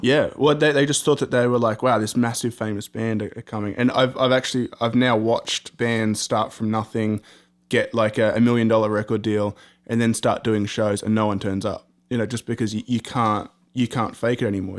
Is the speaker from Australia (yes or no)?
yes; Australia; being Australian